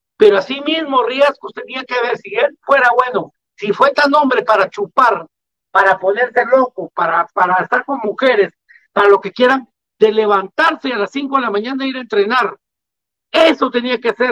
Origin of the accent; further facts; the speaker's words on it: Guatemala; salí del, mejor colegio de Guatemala, del Liceo de Guatemala